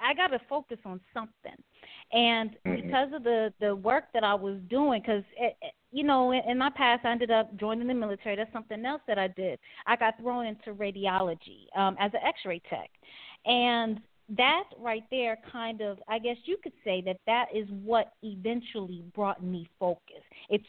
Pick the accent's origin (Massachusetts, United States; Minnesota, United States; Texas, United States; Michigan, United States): Michigan, United States; Detroit; also born or lived in Wisconsin / Oklahoma; I was born in Wisconsin, lived there like a week of my life. My mother was in the military. My dad's from Trinidad. My mom's from New Orleans. Lived in Oklahoma where my mom was stationed at for a little bit. Then was in Detroit for a lot of time with my grandmother.